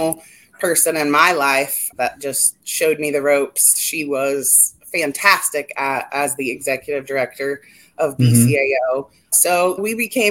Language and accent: English; Dayton, Ohio, United States; I'm from Dayton, Ohio